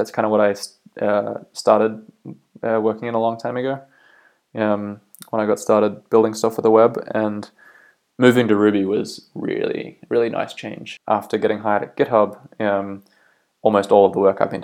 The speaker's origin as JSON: {"language": "English", "area": "Bay of Islands, North Island", "region": "Northland", "country": "New Zealand", "tie": "born or raised there", "also_born_or_lived": "Auckland, New Zealand / Australia", "moved": "as an adult", "lives_now": "County Down, United Kingdom", "said": "I'm originally from New Zealand. I grew up in the Bay of Islands up north in North Island, lived in Auckland for a while"}